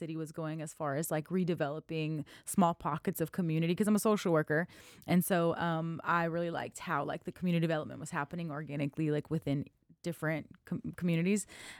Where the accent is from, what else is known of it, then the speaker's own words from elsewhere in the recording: Lafayette, Louisiana, United States; born there; now in Waco, United States; So I'm not a Waco native. I was born in Lafayette, Louisiana.